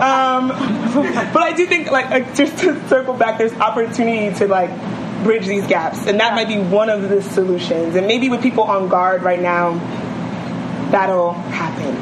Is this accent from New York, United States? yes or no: yes; New York City, New York, United States; I'm from Bed Stuy